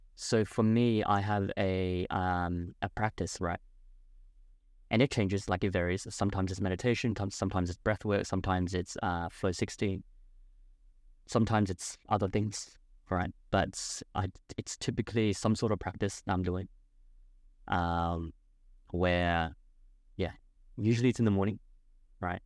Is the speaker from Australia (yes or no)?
yes; Adelaide, South Australia, Australia; moved away as an adult; also born or lived in Gold Coast; my hometown, Adelaide